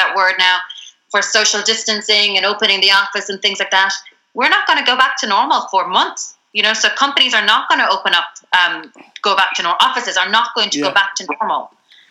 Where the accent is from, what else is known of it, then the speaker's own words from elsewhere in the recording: Ireland; especially as Irish people